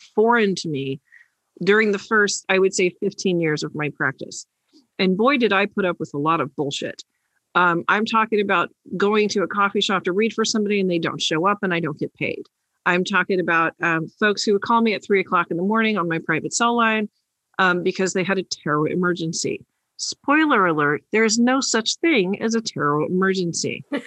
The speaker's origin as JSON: {"language": "English", "region": "New York", "country": "United States", "said": "the New Yorker"}